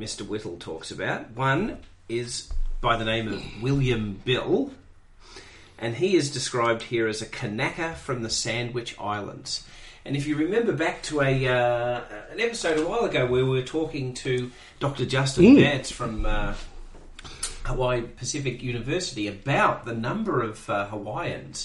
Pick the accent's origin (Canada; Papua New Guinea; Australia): Australia; I'm from Australia